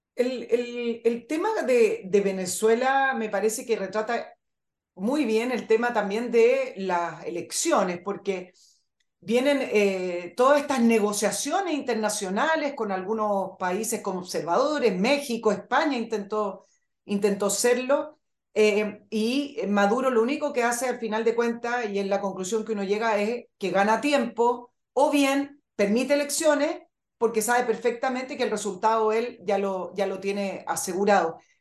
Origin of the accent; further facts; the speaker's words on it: Chile; en mi país